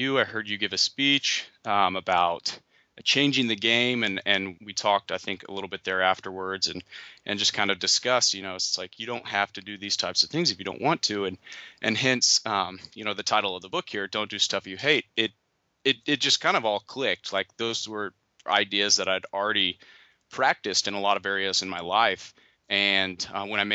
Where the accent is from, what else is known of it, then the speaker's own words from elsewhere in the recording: Oklahoma, United States; moved away as an adult; now in South Carolina, United States; I'm from Oklahoma